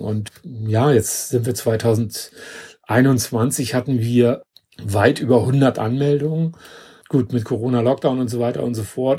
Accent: Hamburg, Germany; von Hamburg, also meine Heimatstadt

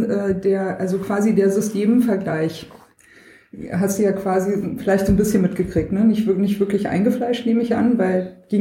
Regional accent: West Germany, Germany; Aber Regine kommt aus dem Westen. Ich komme halt aus dem

